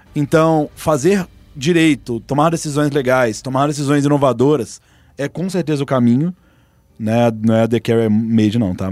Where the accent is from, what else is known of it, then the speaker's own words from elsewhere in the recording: Belo Horizonte, Minas Gerais, Brazil; Eu sou de BH.